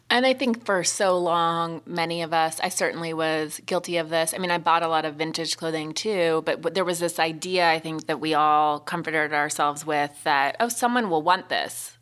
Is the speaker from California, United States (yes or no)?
no; Montana, United States; moved away as an adult; I'm from Montana and I came home